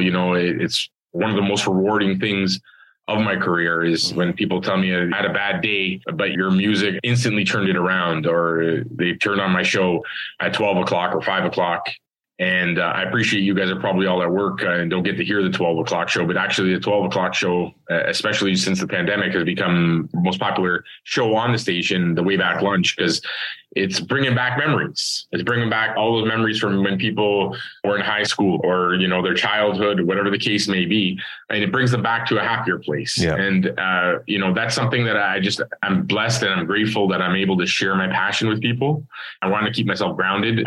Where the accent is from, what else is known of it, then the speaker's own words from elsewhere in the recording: Toronto, Ontario, Canada; I'm Scarborough born and raised.